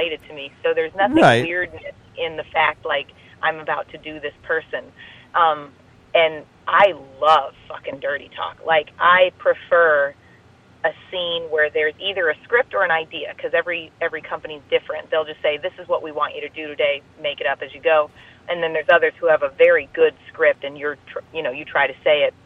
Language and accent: English; Midwest, United States; accent: Midwest; I'm from the Midwest